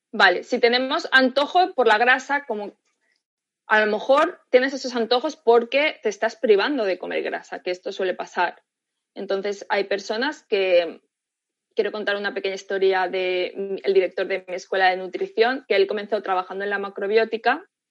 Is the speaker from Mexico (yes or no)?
no; Spain; yo también soy española